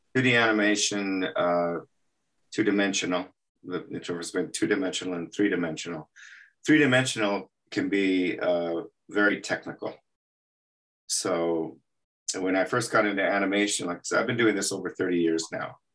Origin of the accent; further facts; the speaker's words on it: El Paso, Texas, United States; moved away; I was born and raised in El Paso, Texas